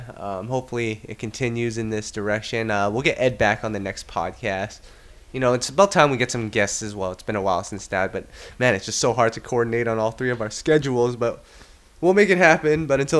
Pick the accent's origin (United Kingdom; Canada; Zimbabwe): Canada; I'm pretty good at this because, you know, I'm not from New York. So I know automatically the first response is, well, I'm not from here, so I don't have any American dollars on me. I'm from Canada.